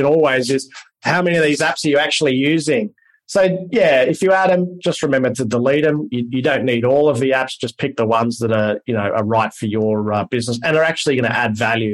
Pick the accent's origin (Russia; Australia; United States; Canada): Australia